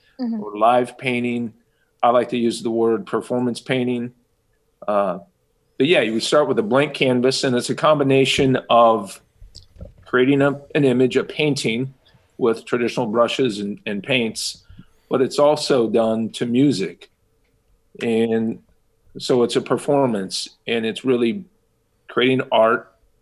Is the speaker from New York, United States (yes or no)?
no; Kansas City, Kansas, United States; I was born and raised in Kansas City, Kansas, and I've been here all my life.